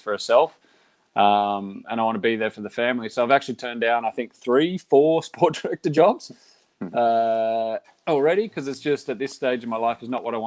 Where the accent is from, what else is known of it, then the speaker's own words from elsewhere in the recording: Australia; moved away as an adult; now in Girona, Spain; I'm from Australia.